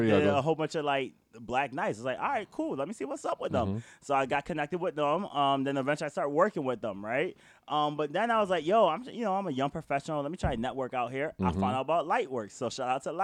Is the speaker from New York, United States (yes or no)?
yes; Rochester, New York, United States; moved away as an adult; now in Boston, United States; I'm from New York, upstate New York, Rochester all day, every day, West Side, 94